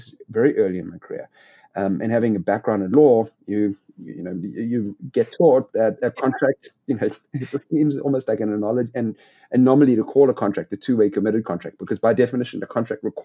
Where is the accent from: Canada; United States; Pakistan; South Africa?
South Africa; moved away as an adult; I grew up in South Africa, went to university in South Africa